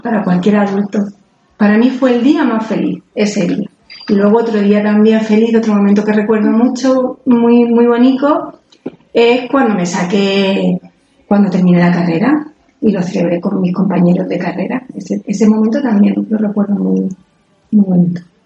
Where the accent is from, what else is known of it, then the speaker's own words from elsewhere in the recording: Jumilla, Region of Murcia, Spain; nací en Murcia, pero me escribieron aquí en el registro de Jumilla, o sea que soy de aquí, de Jumilla